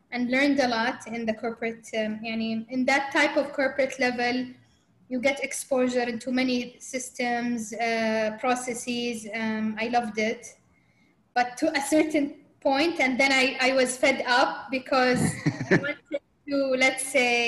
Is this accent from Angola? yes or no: no; Saudi Arabia; growing up in Saudi in that time, where, I mean, that wasn't typical route for a Saudi girl